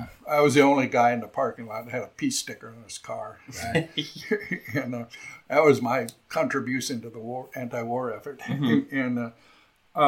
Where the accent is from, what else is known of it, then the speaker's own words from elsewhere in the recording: California, United States; moved away; this was my triumphant return to my home state.